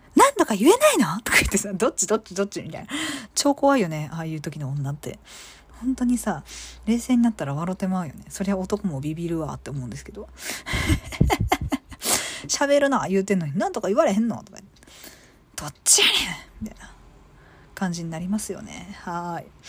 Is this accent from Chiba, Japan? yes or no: yes; Chiba, Japan; 私、あのー、生まれは実は千葉なんですよ